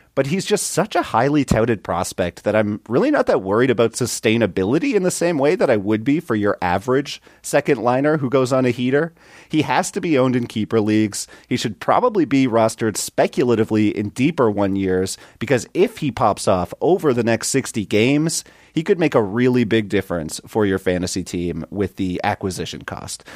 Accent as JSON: {"language": "English", "country": "Canada", "said": "I'm from Canada"}